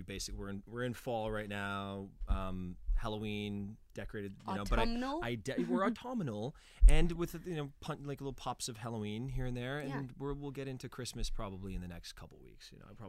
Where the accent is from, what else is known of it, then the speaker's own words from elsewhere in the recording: Canada; now in United States; That's how I feel living in the States. I'm Canadian